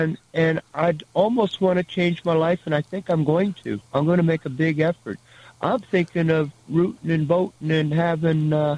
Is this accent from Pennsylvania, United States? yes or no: no; Minnesota, United States; I think I'm from Minnesota.